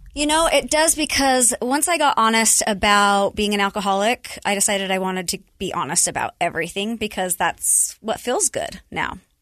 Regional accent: Utah, United States; born and raised in Utah, I'm the oldest of four.

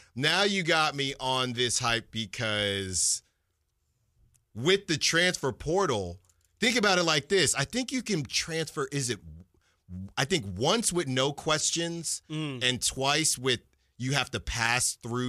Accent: Virginia, United States; born there; I was born in Virginia, actually, so maybe that's part of it.

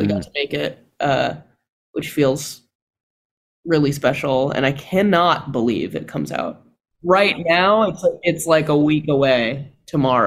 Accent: California, United States; I'm from California.

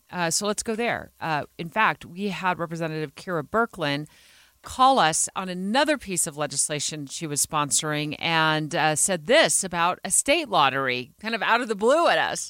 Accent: Arizona, United States; moved away as an adult; now in Utah, United States; I grew up in Arizona

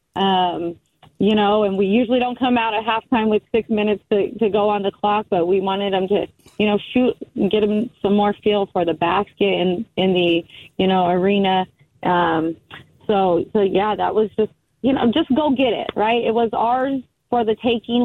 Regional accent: United States; I'm Native American also, grew up on the Fort Mojave Indian Reservation

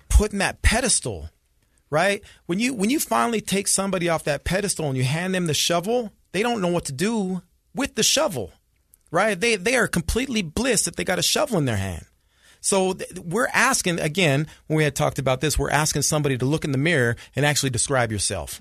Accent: Salt Lake City, Utah, United States; I grew up here in Salt Lake

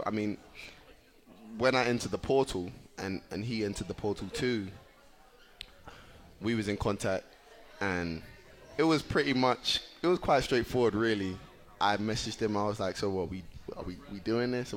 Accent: England, United Kingdom; now in United States; growing up in England

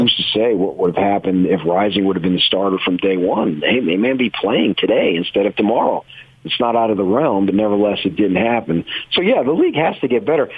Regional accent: Phoenix, Arizona, United States; moved away; I grew up in Phoenix, Arizona for my teens and my 20s

